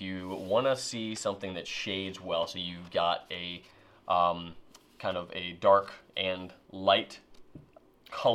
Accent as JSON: {"language": "English", "area": "Richmond area", "region": "Virginia", "country": "United States", "said": "I'm from here"}